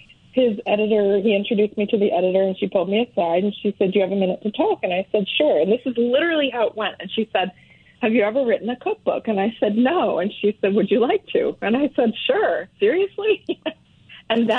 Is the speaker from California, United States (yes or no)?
no; Washington, District of Columbia, United States; moved away as an adult; also born or lived in Maryland; now in Maine, United States; I was born in Washington, D.C.